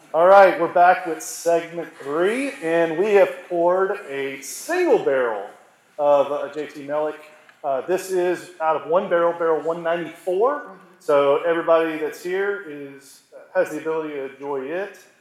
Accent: Monroe, Louisiana, United States; I, I, grew up most of my life in Monroe

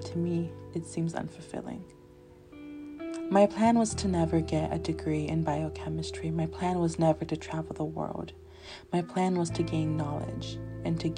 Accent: Northern California, United States; born or raised there; also born or lived in Los Angeles, California

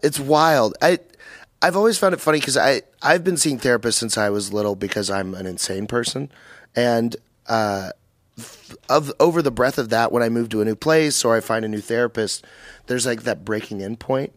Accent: Dallas-Fort Worth area, North Texas, United States; I'm from North Texas

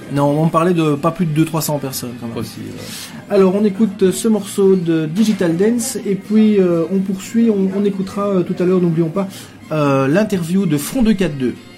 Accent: Gembloux, Wallonia, Belgium; je viens de Jean Blou. Hein. Oui, oui, oui. Et euh, quand j'étais tout gamin à Jean Blou

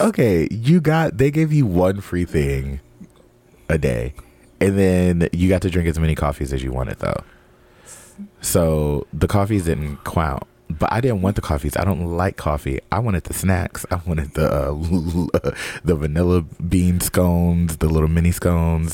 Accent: West Coast, United States; I'm from the West Coast

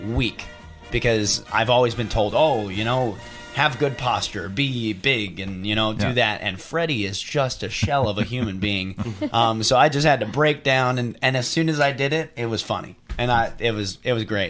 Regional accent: New York, United States; moved away; Born and raised in Manhattan.

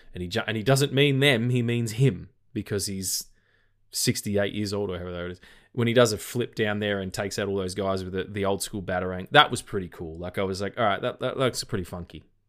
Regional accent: Australia; accent: Australian; my Australian accent

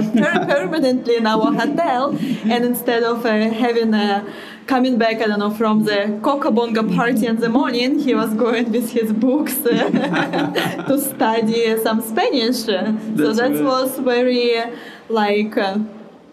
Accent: Vladivostok, Primorsky Krai, Russia; English is a second language; moved away as an adult; also born or lived in Playa del Carmen, Mexico; usually when I say that I'm from Russia, everyone says Moscow, St. Petersburg, and I was like, no, it's actually Vladivostok

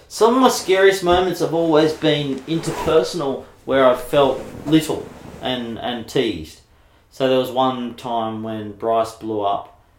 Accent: Mona Vale, New South Wales, Australia; Yeah, it's cool. We had a couple of dickheads that really gave me hell and my family hell

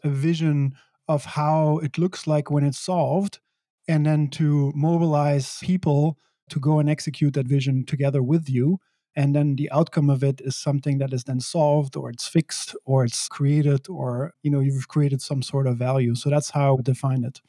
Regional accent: Belgium; moved away as an adult; also born or lived in San Francisco / New York City; I grew up in Belgium.

